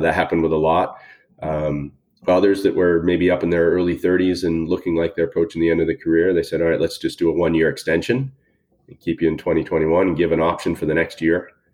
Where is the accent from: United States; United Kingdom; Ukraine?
United States; Boston, Massachusetts; moved away; also born or lived in Houston; I'm originally from Boston